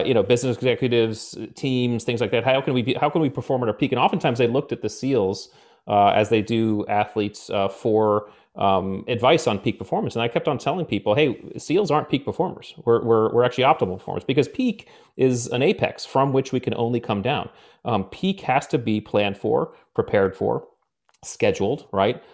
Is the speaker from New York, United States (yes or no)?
no; Connecticut, United States; I grew up in Connecticut